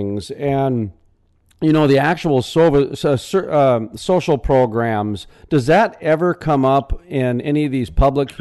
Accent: North Dakota, United States

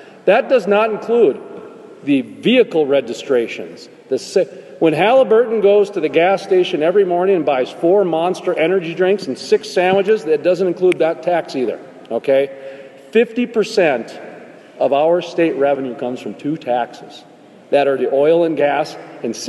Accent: North Dakota, United States; I'm from North Dakota, where the Bakken is

